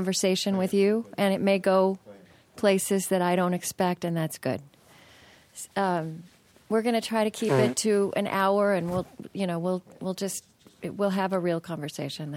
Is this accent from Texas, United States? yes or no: no; Oklahoma, United States; moved away as an adult; also born or lived in Rhode Island; I was the only person who applied from Oklahoma